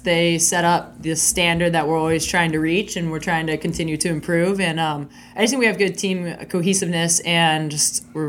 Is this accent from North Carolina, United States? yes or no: no; Newport Beach, California, United States; I grew up in Newport Beach, California, which is a hotbed for water polo.